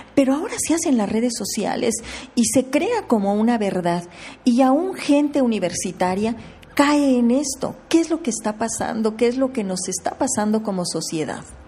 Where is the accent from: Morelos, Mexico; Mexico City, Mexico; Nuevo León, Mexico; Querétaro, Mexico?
Querétaro, Mexico; yo soy queretana